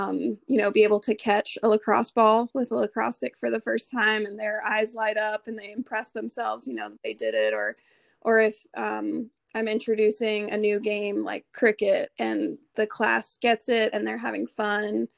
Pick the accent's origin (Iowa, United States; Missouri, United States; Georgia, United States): Georgia, United States; Atlanta; moved away as an adult; also born or lived in South Carolina / Nashville, Tennessee; now in Ohio, United States; I grew up in Atlanta, the suburbs of Atlanta, Georgia